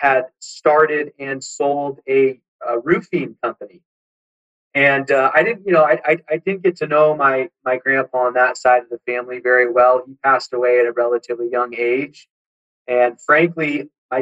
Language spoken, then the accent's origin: English; San Diego, California, United States; I grew up in San Diego